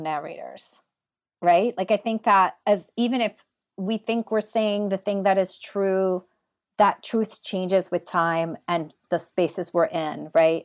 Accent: New York City, New York, United States; now in Pittsburgh, United States; I grew up in Washington Heights, New York City. I'm the daughter of Dominican immigrants

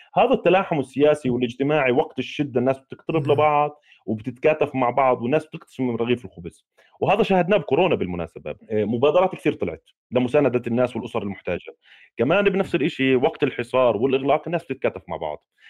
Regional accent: Palestine; احنا كفلسطينيين 14 مليون

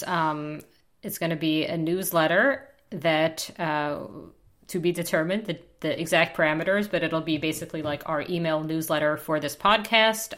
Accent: United States; I'm American

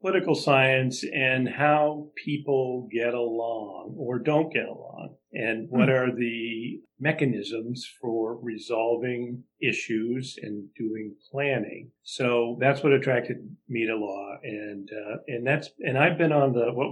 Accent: Burlington, Vermont, United States; now in Portland, United States; I grew up in Burlington, Vermont on a lake called Lake Champlain

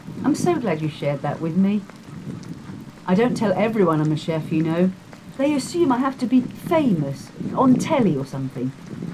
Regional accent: Milton Keynes, South East England, United Kingdom; moved away as an adult; Milton Keynes, originally. I moved here about 10 years ago.

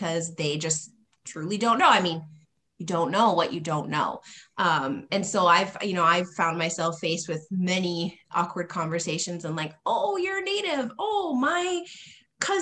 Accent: North Dakota, United States; I grew up mostly around the Spirit Lake Nation and then up in the Turtle Mountains in North Dakota.

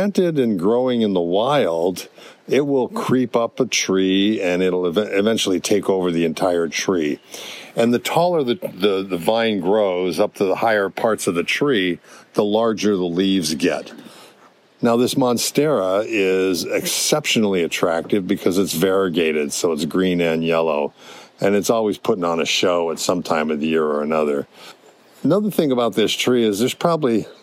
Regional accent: Hawaii, United States; also born or lived in California; I grew up in Hawaii

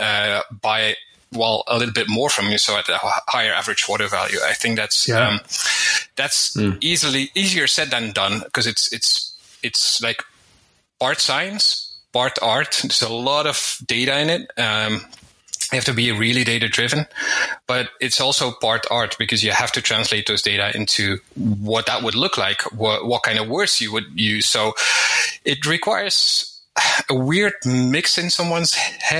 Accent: Belgium; now in Spain; I'm from Belgium originally. I live in Spain

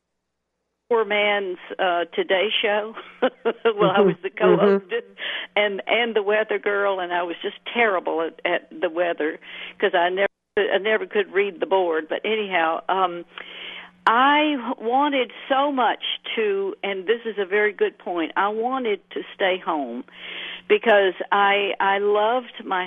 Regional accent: Birmingham, Alabama, United States; I was actually raised right in Birmingham

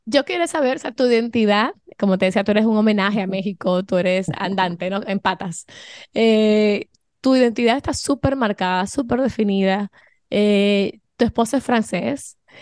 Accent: Dominican Republic; now in Miami, United States; yo soy dominicana eh, mi esposo es español

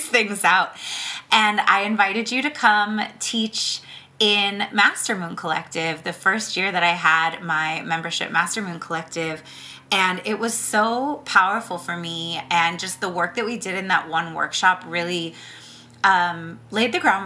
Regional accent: the Bay Area, California, United States; we're both from the Bay

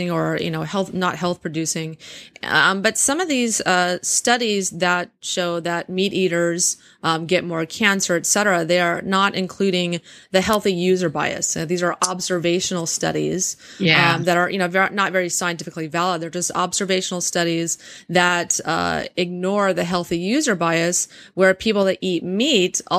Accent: Texas, United States; I'm from Texas

